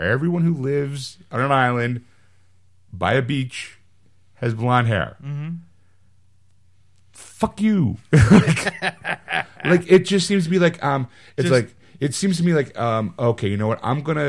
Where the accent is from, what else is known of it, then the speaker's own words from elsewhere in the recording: Hawaii, United States; Because I'm from Hawaii and Aquaman's associated with the sea, it's very very serendipitous casting because my people are island people. We're surrounded by water.